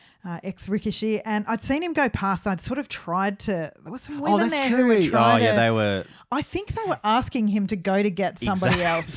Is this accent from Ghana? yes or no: no; Australia; We should have said we're from Australia.